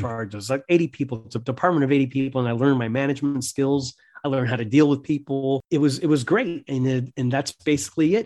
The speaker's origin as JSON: {"language": "English", "town": "Miami", "region": "Florida", "country": "United States", "tie": "born or raised there", "said": "I was born in Miami. my parents were Cuban immigrants"}